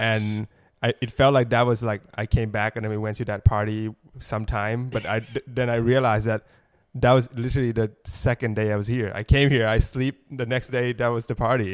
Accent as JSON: {"language": "English", "country": "Thailand", "tie": "born or raised there", "moved": "as an adult", "lives_now": "Los Angeles, United States", "said": "I grew up in Thailand"}